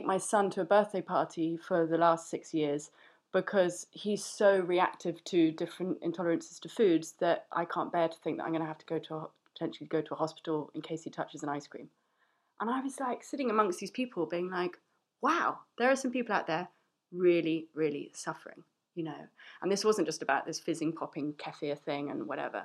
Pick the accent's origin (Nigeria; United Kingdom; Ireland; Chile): United Kingdom; London; I'm a chef and I'm from London